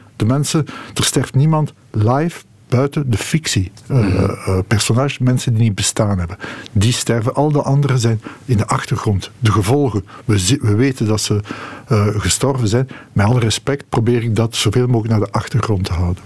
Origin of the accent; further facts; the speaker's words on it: Molenbeek, Brussels-Capital Region, Belgium; Ik ben opgegroeid in Molenbeek.